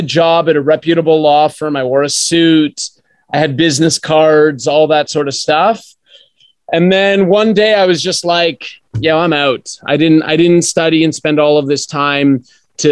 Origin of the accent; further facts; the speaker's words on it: Canada; moved away as an adult; also born or lived in Australia; Well, I was born in Canada. Yes, I am Canadian.